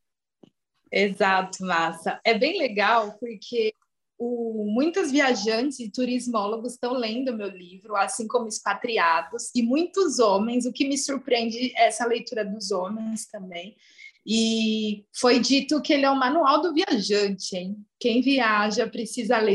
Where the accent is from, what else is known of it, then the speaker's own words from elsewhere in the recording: Brazil; eu nasci no Brasil, eu sou brasileira